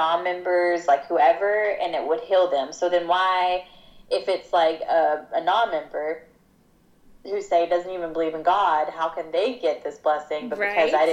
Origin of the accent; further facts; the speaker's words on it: Georgia, United States; moved away as an adult; I grew up in Georgia for 18 years of my life